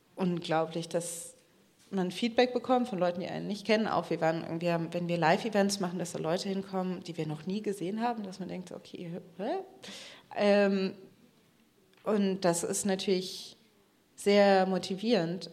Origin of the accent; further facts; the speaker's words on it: Germany; first language English and German (bilingual); meine Mutter kommt aus den USA, das heißt, ich bin zweisprachig aufgewachsen. Ich habe mit meiner Oma, die auch hier in ähm, Deutschland gelebt hat